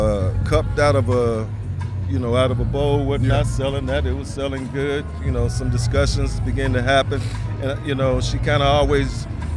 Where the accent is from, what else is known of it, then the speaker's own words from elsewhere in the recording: Indianapolis, Indiana, United States; I'm born and raised here